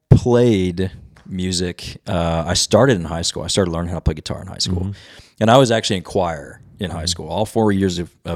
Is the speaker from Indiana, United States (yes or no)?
no; Weatherford, Texas, United States; I grew up in Weatherford, Texas, all my life.